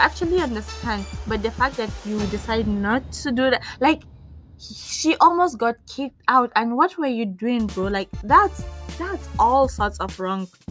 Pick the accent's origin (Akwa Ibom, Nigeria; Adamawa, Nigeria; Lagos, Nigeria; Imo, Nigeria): Adamawa, Nigeria; now in Abuja, Nigeria; I'm Nigerian. I am from Adamawa State, but I live in Abuja.